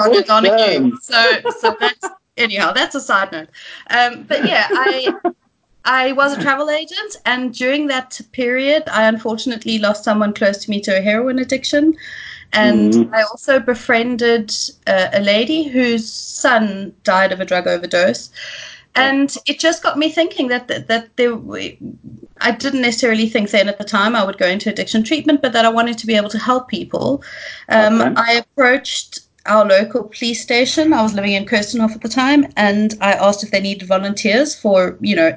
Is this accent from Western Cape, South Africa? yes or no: yes; Cape Town, Western Cape, South Africa; also born or lived in Scotland; I am South African, born and bred in Cape Town